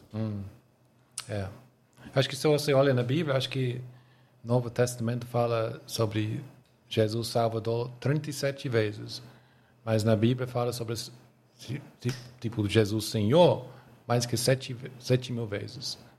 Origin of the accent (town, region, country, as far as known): England, United Kingdom; Portuguese is a second language; moved away as an adult; now in Brazil